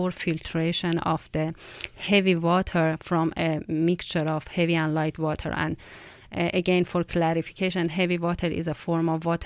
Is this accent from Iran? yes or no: yes; Iran; moved away as an adult; now in Canada; my home country, Iran